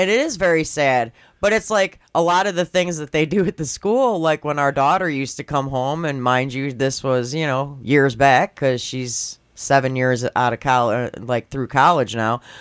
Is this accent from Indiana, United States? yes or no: no; Schaumburg, Illinois, United States; I grew up in Schaumburg